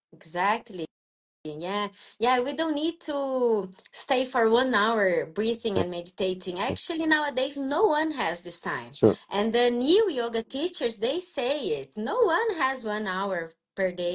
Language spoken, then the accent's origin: English; Brazil; I am abroad from Brazil